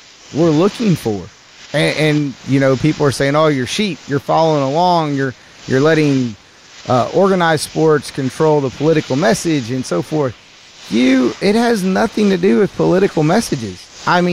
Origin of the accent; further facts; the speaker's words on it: the South, United States; I am from the South